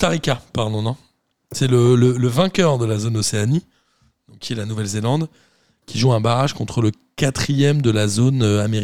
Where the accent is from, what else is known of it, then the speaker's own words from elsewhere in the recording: Belgium; Tout compte quand on est belge.